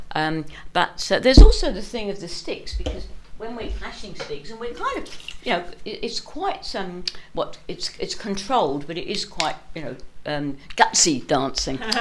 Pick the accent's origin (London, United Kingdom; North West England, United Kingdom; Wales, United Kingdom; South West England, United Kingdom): London, United Kingdom; moved away as an adult; now in Perth, Australia; I'm a Londoner by trade, born and bred, and went to uni in London, but came to Australia by bus